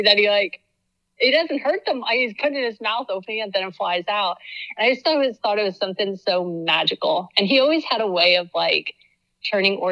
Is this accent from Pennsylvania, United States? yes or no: yes; Reading, Pennsylvania, United States; also born or lived in Homestead, Florida; I grew up in Reading, Pennsylvania. So yeah, pretty much inner city Reading most of my life.